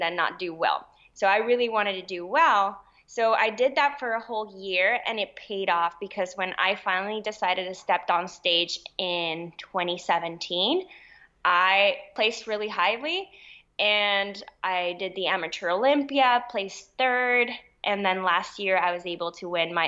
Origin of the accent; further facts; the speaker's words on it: Puerto Rico; I am Puerto Rican. I was born and raised in Puerto Rico.